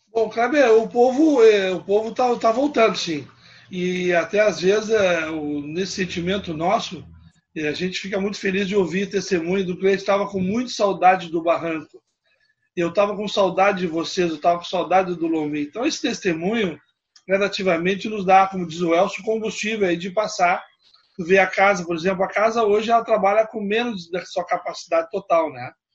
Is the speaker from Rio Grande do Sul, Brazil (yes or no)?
yes; Palmeira das Missões, Rio Grande do Sul, Brazil; moved away; also born or lived in Passo Fundo; eu nasci em Palmeiras das Missões, né? Depois meu pai sempre trabalhava na área de comércio